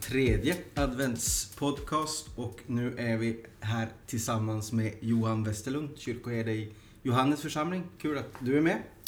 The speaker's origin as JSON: {"language": "Swedish", "country": "Sweden", "moved": "yes", "lives_now": "Helsinki, Finland", "said": "jag som invandrad svensk"}